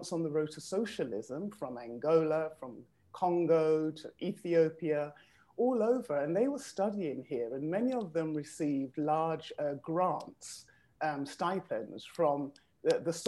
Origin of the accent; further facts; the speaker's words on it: London, United Kingdom; moved away as an adult; now in Moscow, Russia; I was born and raised in London, England, of Caribbean heritage, Grenada, to be precise